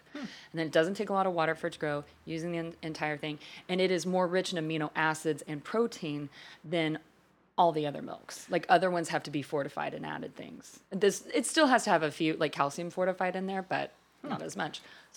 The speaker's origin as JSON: {"language": "English", "region": "Wales", "country": "United Kingdom", "said": "We're just the Welsh."}